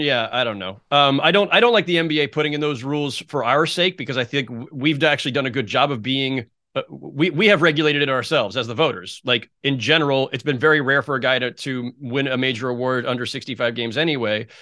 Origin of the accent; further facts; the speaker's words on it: Bay Area, California, United States; me growing up in the Bay Area